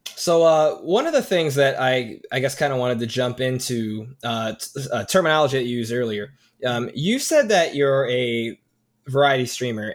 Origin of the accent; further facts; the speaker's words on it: Chicago, Illinois, United States; I'm from the Chicagoland area